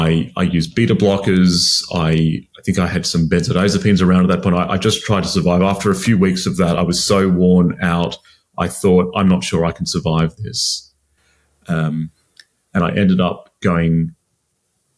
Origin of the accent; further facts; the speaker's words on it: Sydney, New South Wales, Australia; moved away as an adult; now in London, United Kingdom; I'm another Aussie living in London at the moment. I grew up in Sydney